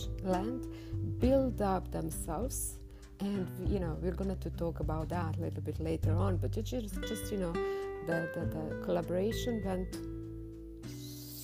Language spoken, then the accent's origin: English; Croatia; I'm swimming from Croatia, Europe, the land in which Nikola Tesla was born